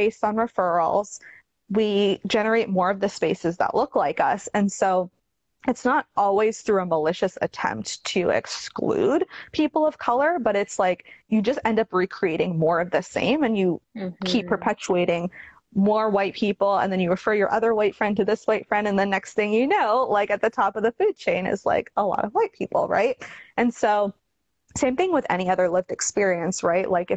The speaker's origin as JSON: {"language": "English", "town": "Toronto", "region": "Ontario", "country": "Canada", "tie": "born or raised there", "also_born_or_lived": "Chattanooga, Tennessee / Houston", "moved": "yes", "lives_now": "Oregon, United States", "said": "growing up in Toronto, which is like extremely multicultural"}